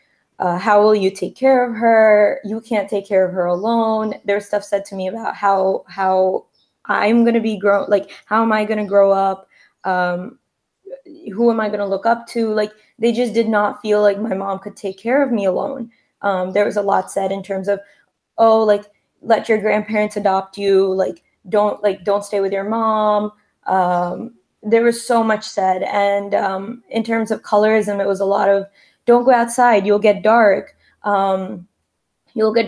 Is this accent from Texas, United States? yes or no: no; New Jersey, United States; I'm from New Jersey, and I am the second generation in America